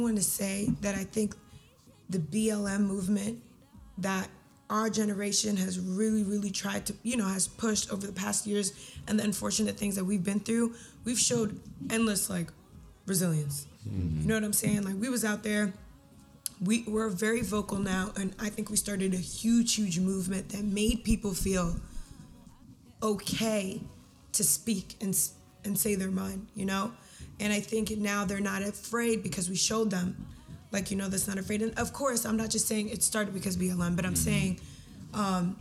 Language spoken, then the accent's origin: English; Sudan; I am from Sudan.